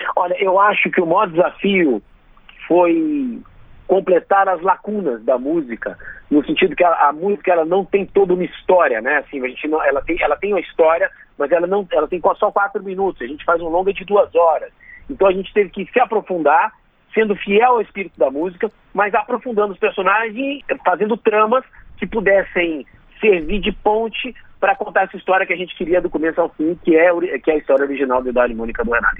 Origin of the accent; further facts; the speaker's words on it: Brasília, Federal District, Brazil; como brasiliense